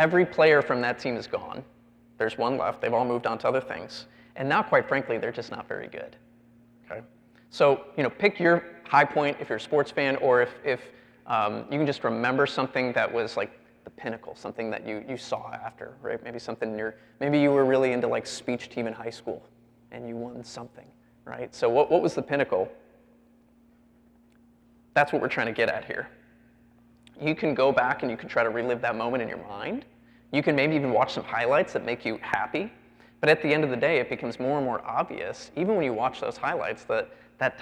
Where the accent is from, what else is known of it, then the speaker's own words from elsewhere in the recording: Chicago, Illinois, United States; I grew up in the Chicago area.